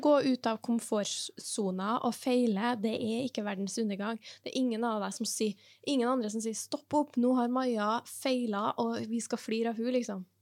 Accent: Norway; also born or lived in Trondheim; vi er norsk, vi bor i et lite land

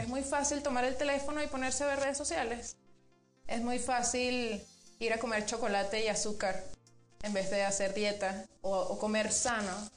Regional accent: Venezuela; moved away as an adult; now in Mexico; yo soy venezolana. Sí. Em, tengo muchos años aquí en México, en Venezuela hice la, licenciatura y llegué aquí a, tu país, mi país también, en el 2012

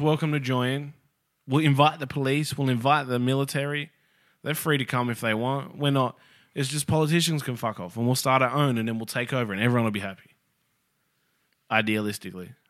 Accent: Australia; as an Australian

